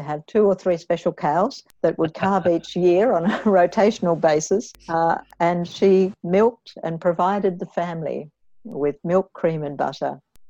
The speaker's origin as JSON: {"language": "English", "town": "Camperdown", "region": "Victoria", "country": "Australia", "tie": "born or raised there", "also_born_or_lived": "Hawksdale, Victoria / Hampton Park, Victoria / Pakenham, Victoria", "said": "I was born in Camperdown, southwest Victoria. My parents were farmers with a 300-acre property in Hawksdale, where we had dairy cattle. When I was 11, my parents sold that property and moved to the southeast of Melbourne"}